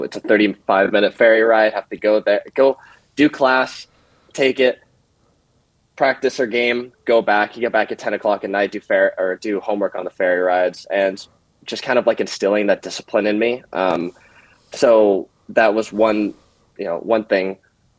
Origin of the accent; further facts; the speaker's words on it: Bainbridge Island, Washington, United States; I grew up in Washington, Bainbridge Islands